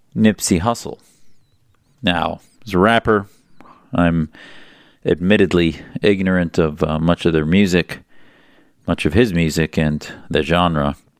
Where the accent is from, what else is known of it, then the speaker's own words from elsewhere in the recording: United States; as an American Muslim